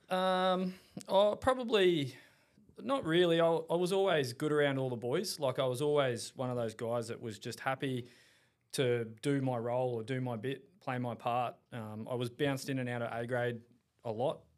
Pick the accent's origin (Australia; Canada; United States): Australia; Caloundra, Queensland; Caloundra boy, born and raised in Caloundra